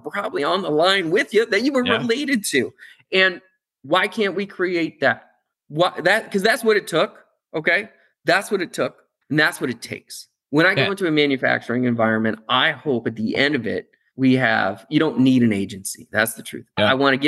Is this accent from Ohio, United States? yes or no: yes; Akron, Ohio, United States; I grew up in Akron, rubber capital